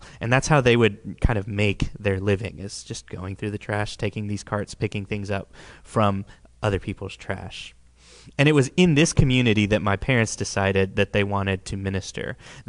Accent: Uruguay; born there; parents, they were missionaries in the country of Uruguay in South America, which is where I was born. I was born in Uruguay.

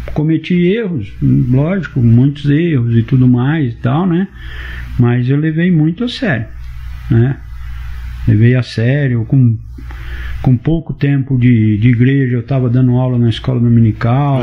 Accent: Rolândia, Paraná, Brazil; moved away as an adult; also born or lived in São Paulo; eu tô voltando pra minha terra

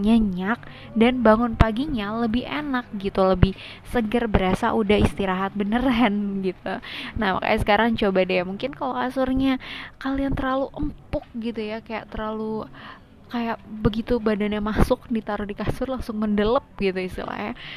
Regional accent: Indonesia; kita ya, orang Indo

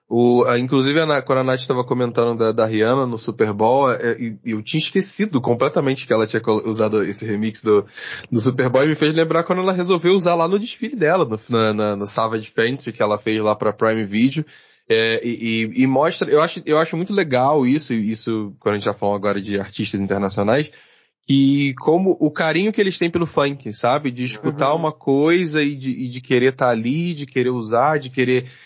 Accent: Niterói, Rio de Janeiro, Brazil; são de São Gonçalo, sou de Niterói

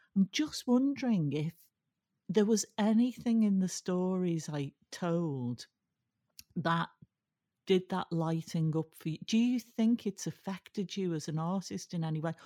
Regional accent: Liverpool, North West England, United Kingdom; I was brought up in Liverpool

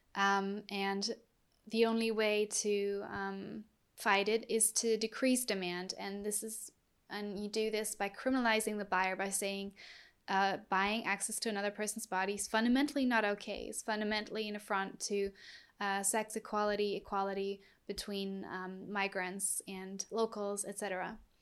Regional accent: Germany; I'm from Germany.

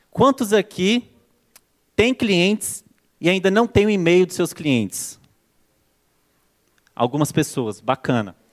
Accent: Brasília, Federal District, Brazil; now in São Paulo, Brazil; Sou natural de Brasília, hoje já moro aqui em São Paulo há três anos, se eu não me engano.

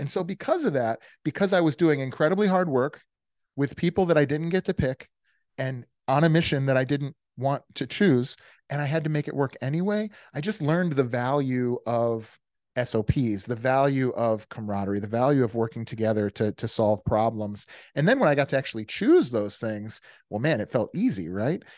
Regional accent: Des Plaines, Illinois, United States; also born or lived in Virginia / Naperville, Illinois; I grew up outside of Chicago in a place called Des Plaines, and then again, again in a place called Naperville

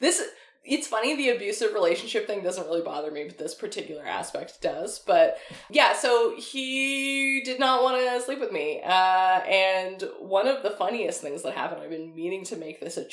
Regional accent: Chilliwack, British Columbia, Canada; moved away; I grew up in Chilliwack. I was out there visiting my family

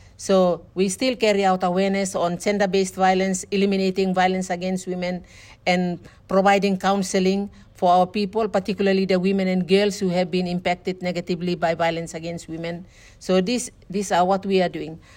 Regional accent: Bougainville, Papua New Guinea; our people in Bougainville

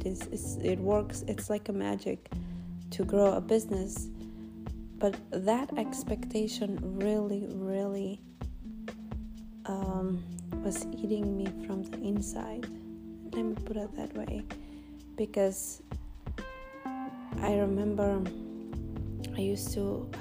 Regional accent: North Macedonia; English is a second language; now in United States; being an immigrant and growing in this small village in Macedonia. And coming to United States and starting from zero

